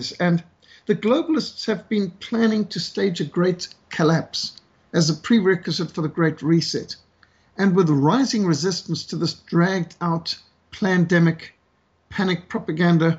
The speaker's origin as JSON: {"language": "English", "country": "Zimbabwe", "tie": "born or raised there", "also_born_or_lived": "South Africa", "moved": "yes", "said": "as a South African who was brought up in Rhodesia"}